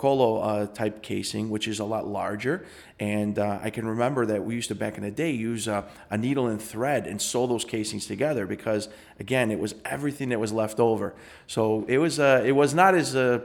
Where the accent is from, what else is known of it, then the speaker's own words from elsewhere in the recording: Chicago, Illinois, United States; I grew up on Harlem and Montrose